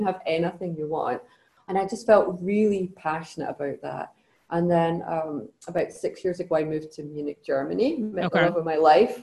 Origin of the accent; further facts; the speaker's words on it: Scotland, United Kingdom; I come from Scotland. So I grew up in Scotland.